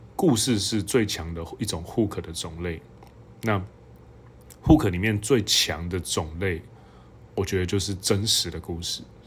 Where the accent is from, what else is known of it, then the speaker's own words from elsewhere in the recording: Hualien, Hualien County, Taiwan; 那以前我老家就在那附近